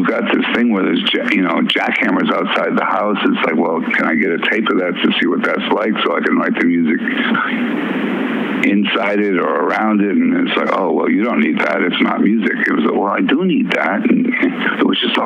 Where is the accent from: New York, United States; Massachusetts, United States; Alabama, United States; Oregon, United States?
Massachusetts, United States; Worcester; also born or lived in Minneapolis, Minnesota / New Orleans, Louisiana; we moved to Worcester, Massachusetts